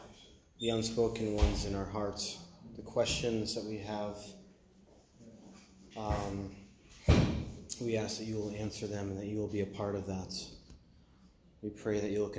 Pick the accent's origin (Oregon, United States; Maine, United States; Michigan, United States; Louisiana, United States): Maine, United States; I'm from Maine, and I was homeschooled